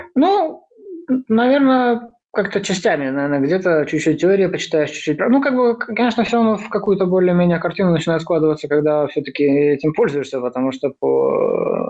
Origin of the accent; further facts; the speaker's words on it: Mogilev, Mogilev Region, Belarus; moved away as an adult; also born or lived in Minsk, Belarus; now in Vilnius, Lithuania; я родился в Беларуси, в городе Могилев, вот, учился там в разнообразных